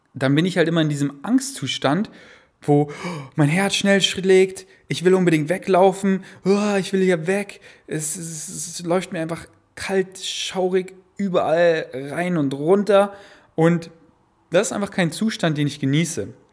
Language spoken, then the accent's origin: German; Munich, Bavaria, Germany; now in Berlin, Germany; in München, in unserem Haus, wo ich groß geworden bin